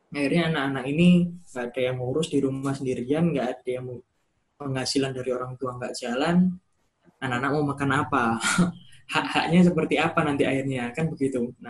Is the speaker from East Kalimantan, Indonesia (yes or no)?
no; East Java, Indonesia; accent: medok; saya juga Jawa Timur, Mei juga cuma Jawa Timur, kita Jawa Timur semua. Jadi kalau ngomong Jawa pasti semua.